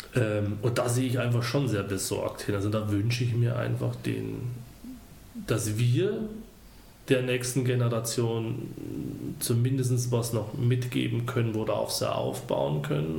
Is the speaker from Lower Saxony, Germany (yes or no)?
no; Deggendorf, Bavaria, Germany; moved away as an adult; also born or lived in Ostwestfalen; now in Gütersloh, Germany; wie man es hört, bin ich nicht von hier. Ich komme gebürtig aus Bayern.